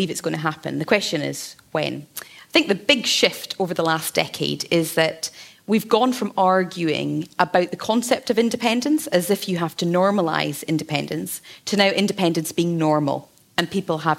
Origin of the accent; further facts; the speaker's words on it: the Highlands, Scotland, United Kingdom; I come from the Highlands.